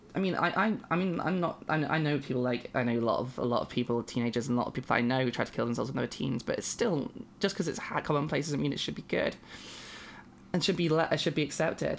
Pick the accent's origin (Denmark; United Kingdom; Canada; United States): United Kingdom; I am a British binary trans woman person